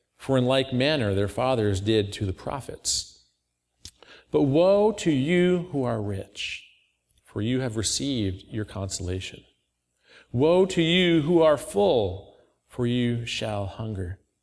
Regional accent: Auburn, New York, United States; I grew up in Auburn, not too far away

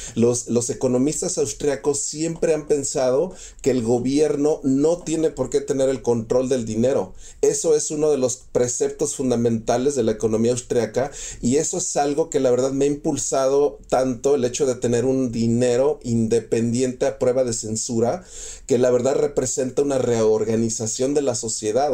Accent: Mexico; yo soy mexicano 100%

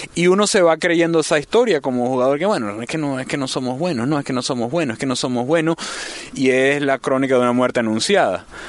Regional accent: Venezuela

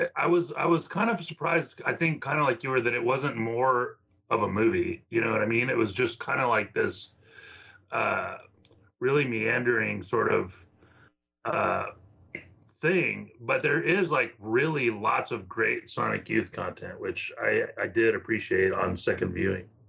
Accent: the Valley, Texas, United States; now in Austin, United States; I grew up in the Valley

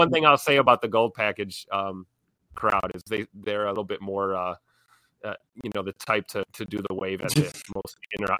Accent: Milwaukee, Wisconsin, United States; I'm from Milwaukee, though.

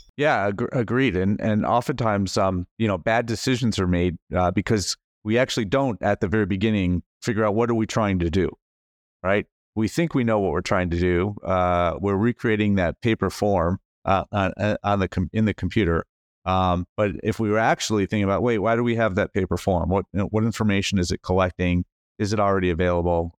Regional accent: United States; as an American

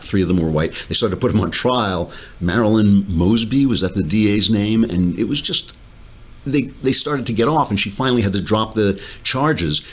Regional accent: New York, United States; I'm a New Yorker

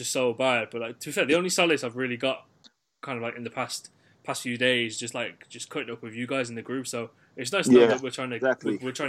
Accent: Birmingham, West Midlands, United Kingdom; I am from Birmingham

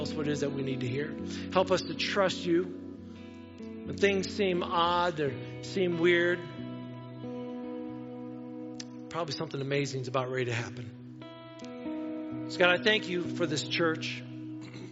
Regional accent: Wauseon, Ohio, United States; I'm from Wauseon

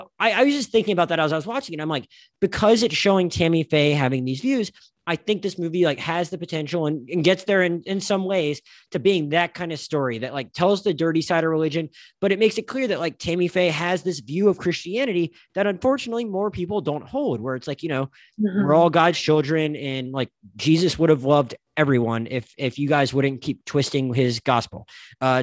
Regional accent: the Panhandle of Florida, United States; moved away; I'm from the Panhandle of Florida

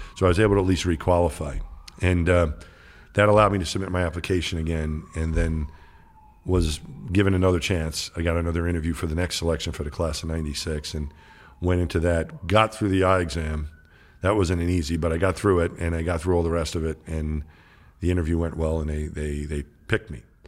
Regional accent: New York, United States; I grew up in New York.

